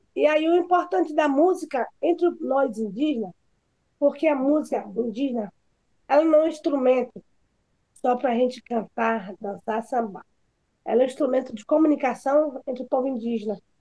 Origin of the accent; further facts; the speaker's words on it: Pataxó village, Bahia, Brazil; aqui na minha aldeia